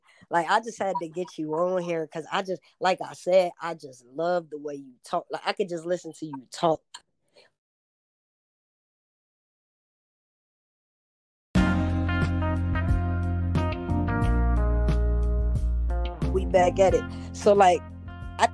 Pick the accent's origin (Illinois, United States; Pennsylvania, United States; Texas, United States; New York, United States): New York, United States; Rochester; I come from Rochester. I was born in Rochester, New York